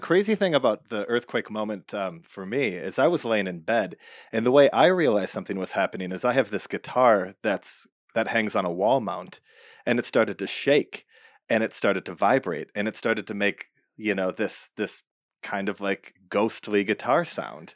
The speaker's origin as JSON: {"language": "English", "region": "Midwest", "country": "United States", "tie": "born or raised there", "moved": "yes", "said": "I grew up in the Midwest"}